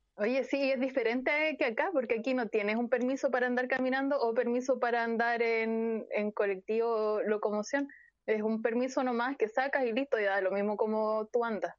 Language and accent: Spanish; Chile; Y como buena chilena